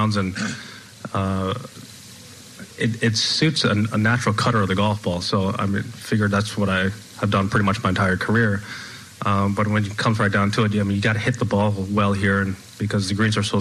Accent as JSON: {"language": "English", "country": "United States", "said": "as an American"}